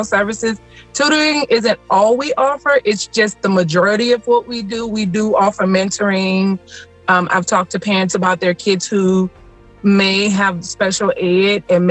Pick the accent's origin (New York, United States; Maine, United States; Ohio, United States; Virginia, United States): Virginia, United States; Smithfield; now in Williamsburg, United States; I am originally from Smithfield, Virginia, but now I live in Williamsburg.